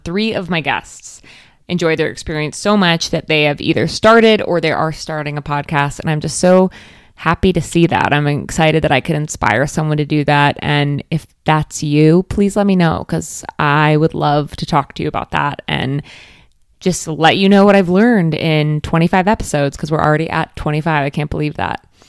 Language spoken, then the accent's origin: English; Florida, United States; growing up in Florida